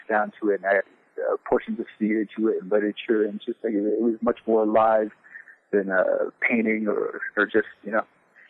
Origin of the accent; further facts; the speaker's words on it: Farmington, New Mexico, United States; I grew up in around Farmington, New Mexico, living on a Navajo reservation